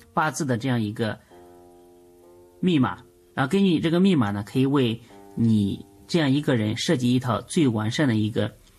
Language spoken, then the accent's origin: Chinese; China; 我们中国人啊，无论做什么事情，无论说什么事情，永远讲究一阴一阳